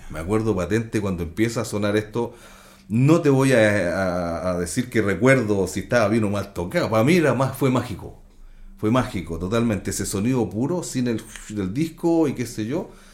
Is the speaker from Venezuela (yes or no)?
no; Antofagasta, Chile; now in England; mi familia Los Zamora, en, San Pedro de Atacama y en Calama